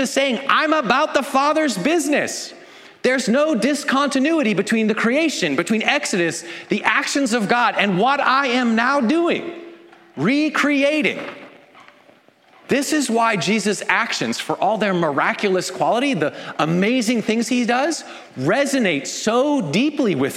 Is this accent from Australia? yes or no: no; Canada; I'm Canadian